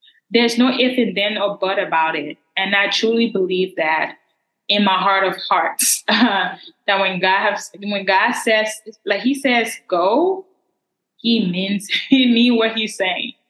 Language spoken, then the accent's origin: English; Liberia; accent: Liberian; that's my Liberian. That's my Liberian accent right there